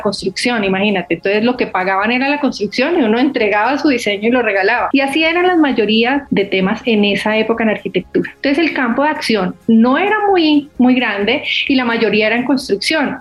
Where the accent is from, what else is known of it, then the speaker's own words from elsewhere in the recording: Cali, Valle del Cauca, Colombia; Yo soy caleña, estudié en un colegio de monjas además